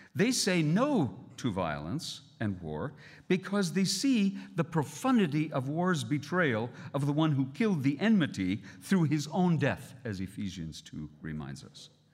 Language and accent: English; Canada; as a Canadian